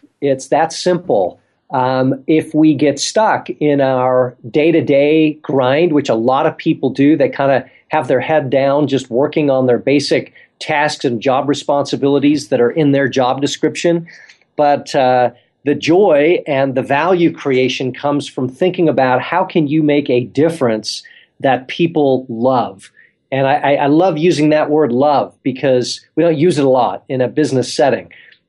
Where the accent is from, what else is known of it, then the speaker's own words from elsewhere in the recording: South Africa; also born or lived in England; now in United States; I was born in England, grew up in South Africa, and now live here in the States.